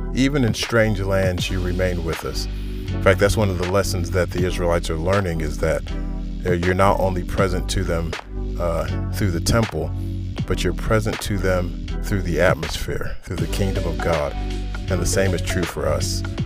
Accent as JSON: {"language": "English", "country": "United States", "said": "externally I'm an American and I'm appropriately patriotic"}